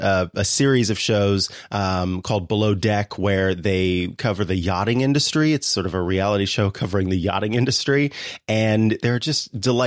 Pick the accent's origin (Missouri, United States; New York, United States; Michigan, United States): Missouri, United States; now in California, United States; I'm a Missourian originally.